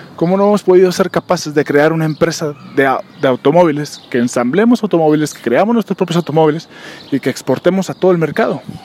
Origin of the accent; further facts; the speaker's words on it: Mexico; como mexicanos